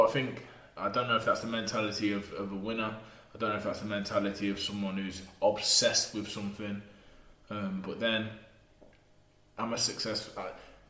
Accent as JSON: {"language": "English", "town": "Burton upon Trent", "region": "West Midlands", "country": "United Kingdom", "said": "If we're from Burton on Trent."}